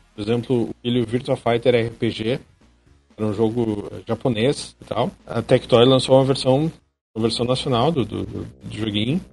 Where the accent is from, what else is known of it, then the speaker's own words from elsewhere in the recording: Rio Grande do Sul, Brazil; eu sou caixista e eu sou gaúcho também